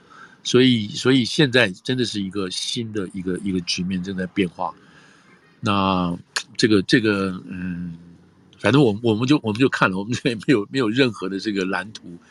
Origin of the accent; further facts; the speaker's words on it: United States; 但是我们美国人觉得这个东西符合我们的利益